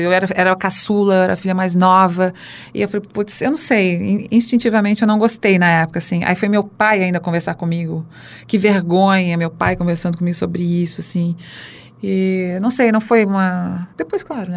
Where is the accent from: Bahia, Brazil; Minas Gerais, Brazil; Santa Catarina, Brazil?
Santa Catarina, Brazil; now in São Paulo, Brazil; nasci em Santa Catarina, que é o estado mais carnista do Brasil